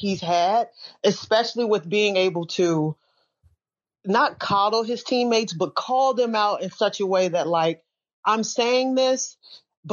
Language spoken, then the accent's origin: English; Midwest, United States; I'm from the Midwest